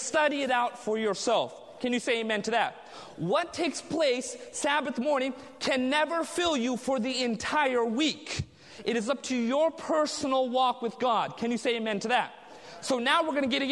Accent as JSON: {"language": "English", "region": "Southern California", "country": "United States", "tie": "born or raised there", "said": "I was raised in Southern California"}